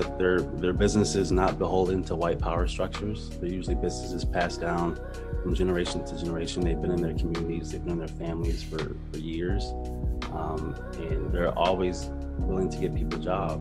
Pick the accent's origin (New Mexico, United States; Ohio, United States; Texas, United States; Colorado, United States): Ohio, United States; Cleveland; moved away as an adult; also born or lived in Syracuse, New York; Born and raised in Cleveland, Ohio